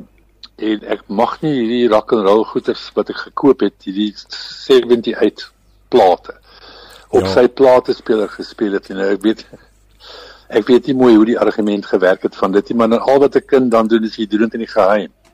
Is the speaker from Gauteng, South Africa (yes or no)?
no; Kroonstad, Free State, South Africa; moved away; also born or lived in Middelburg, Eastern Cape / Transvaal; Groot geword in die, in die Vrystad